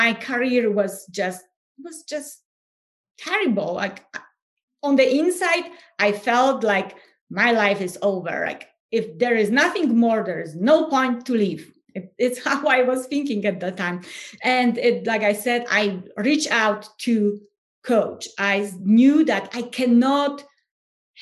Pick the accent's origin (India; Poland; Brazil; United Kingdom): Poland; English is a second language; moved away as an adult; now in United States; everyone can hear my accent. And so I'm originally from Poland, no more secrets. And I live in the US. So I came to the US, 2011